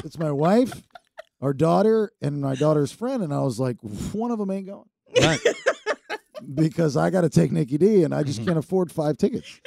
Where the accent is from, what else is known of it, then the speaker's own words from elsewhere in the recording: Maryland, United States; growing up in Maryland